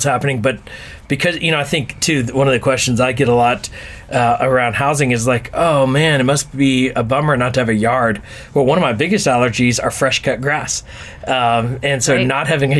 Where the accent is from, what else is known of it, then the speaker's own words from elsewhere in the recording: Houston, Texas, United States; also born or lived in Brooklyn, New York / Manhattan, New York; now in New York City, United States; growing up in Houston.